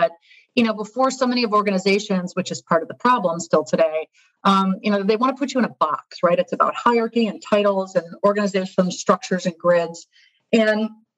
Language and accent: English; just outside of Detroit, Michigan, United States; moved away as an adult; also born or lived in Chicago; now in New York, United States; I grew up in Michigan